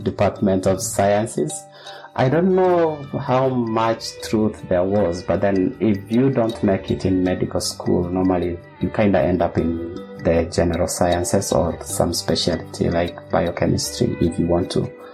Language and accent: English; Kenya; moved away as an adult; also born or lived in Netherlands; now in Australia; I'm a Kenyan. I trained in primary secondary school in Kenya and my bachelor's was from Kenyatta University